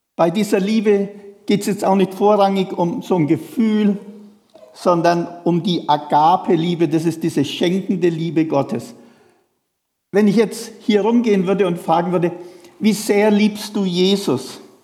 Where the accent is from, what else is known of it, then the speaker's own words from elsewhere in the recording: Feuchtwangen, Bavaria, Germany; moved away; in der Sparkasse in Feuchtwangen, wo ich herkomme